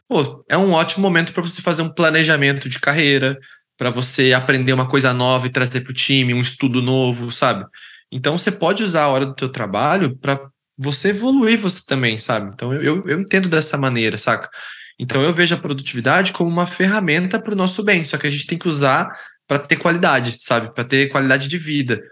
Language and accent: Portuguese; Londrina, Paraná, Brazil; also born or lived in São Paulo; eu sou natural de São Paulo, capital, mas eu fui criado em Londrina, no Paraná, que é onde eu, onde eu, onde eu moro atualmente